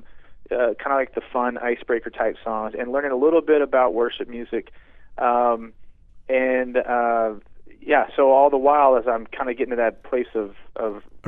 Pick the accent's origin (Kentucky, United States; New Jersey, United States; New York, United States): Kentucky, United States; near Lexington; I grew up actually in a little town outside of Lexington, Kentucky